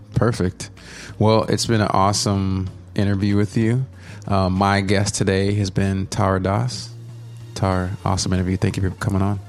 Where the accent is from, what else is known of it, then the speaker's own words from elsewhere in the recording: Dallas, Texas, United States; I grew up in the Dallas area